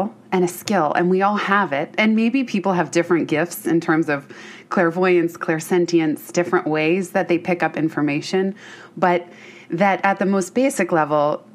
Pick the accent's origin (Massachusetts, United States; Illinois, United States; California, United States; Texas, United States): California, United States; Bay Area; I grew up in the Bay Area